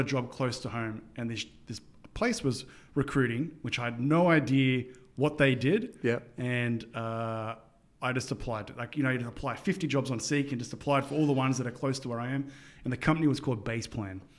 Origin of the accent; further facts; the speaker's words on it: Sydney, New South Wales, Australia; growing up in Sydney, Australia